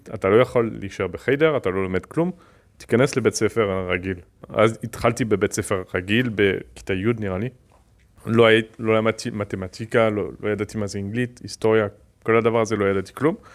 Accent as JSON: {"language": "Hebrew", "country": "France", "tie": "born or raised there", "second_language": "Hebrew", "moved": "as an adult", "lives_now": "Israel", "said": "עליתי מצרפת בגיל 18"}